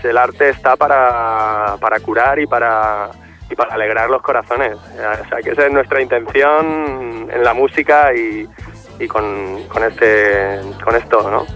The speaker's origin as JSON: {"language": "Spanish", "region": "Valencian Community", "country": "Spain", "said": "venimos desde Valencia"}